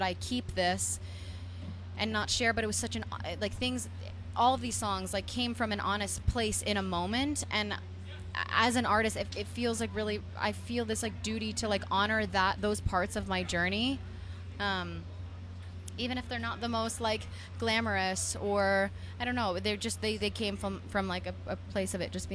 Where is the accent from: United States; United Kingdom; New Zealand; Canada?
United States; New Jersey; I'm from New Jersey, and I, you know, started playing in dive bars